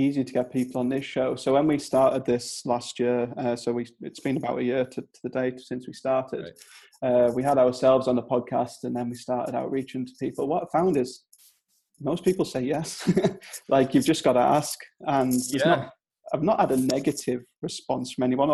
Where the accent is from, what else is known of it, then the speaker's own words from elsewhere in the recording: Durham, North East England, United Kingdom; accent: Northern English; now in Clitheroe, United Kingdom; I'm from I'm from Durham, so not too far away from there